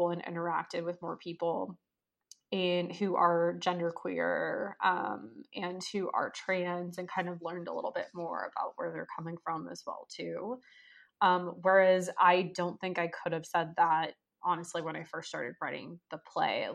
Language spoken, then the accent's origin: English; Southern California, United States; now in Washington, D.C., United States; my hometown of Southern California